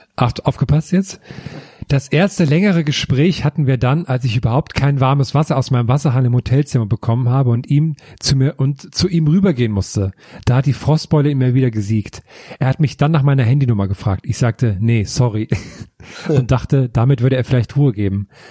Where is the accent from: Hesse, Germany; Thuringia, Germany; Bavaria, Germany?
Thuringia, Germany; im Supermarkt auf dem Dorf bei uns in Thüringen